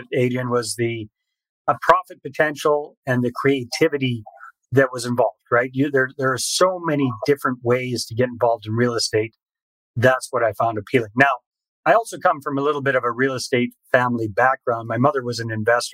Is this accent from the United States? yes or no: no; British Columbia, Canada; moved away as an adult; also born or lived in Costa Rica; I'm originally Canadian from British Columbia